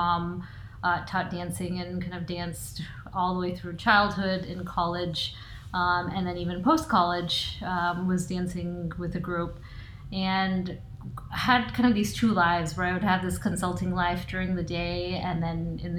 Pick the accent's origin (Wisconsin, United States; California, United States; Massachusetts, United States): California, United States; Bay Area; I am born and raised in the Bay Area